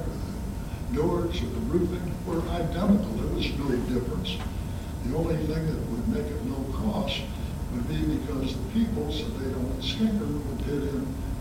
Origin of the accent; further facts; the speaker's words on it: St. Louis, Missouri, United States; I was born on Adelaide Avenue, a house near facing whatever that park is down there.